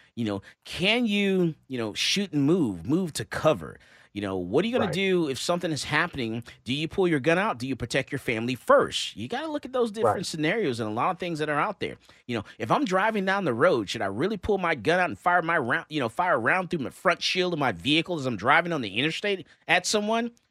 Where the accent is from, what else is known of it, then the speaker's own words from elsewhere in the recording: Texas, United States; we're from Texas